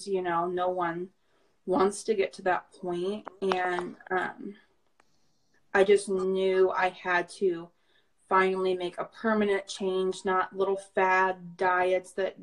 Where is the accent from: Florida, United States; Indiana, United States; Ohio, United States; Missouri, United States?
Indiana, United States; Indianapolis; I am 22 years old. I'm from Indianapolis.